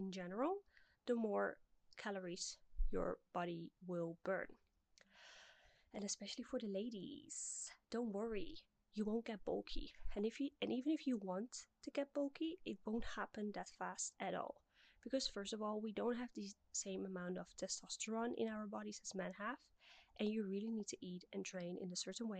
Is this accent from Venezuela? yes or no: no; Netherlands; moved away as an adult; also born or lived in Middle East; the part of Europe where I'm from the Netherlands